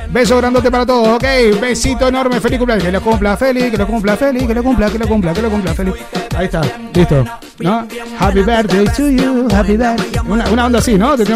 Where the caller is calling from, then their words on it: Barcelona, Catalonia, Spain; soy de Barcelona.